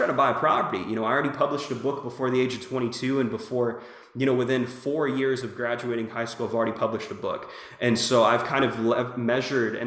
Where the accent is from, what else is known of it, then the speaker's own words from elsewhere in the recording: Jacksonville, Florida, United States; also born or lived in California; now in Little Rock, United States; I'm from Jacksonville, Florida. I'm living in Little Rock, Arkansas right now